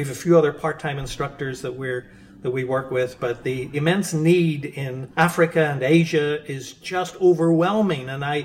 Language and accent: English; Ireland; I'm from Ireland